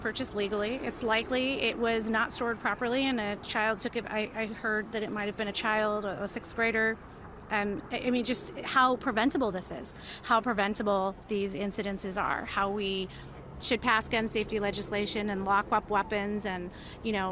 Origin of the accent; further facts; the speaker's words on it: Highland Park, Illinois, United States; I'm from Highland Park, Illinois.